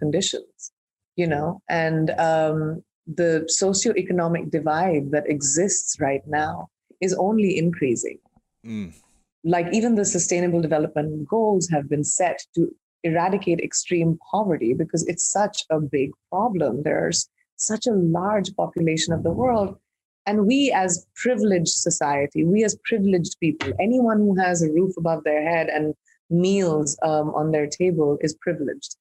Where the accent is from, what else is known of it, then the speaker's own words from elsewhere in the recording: India; I'm an Indian who's grown up in India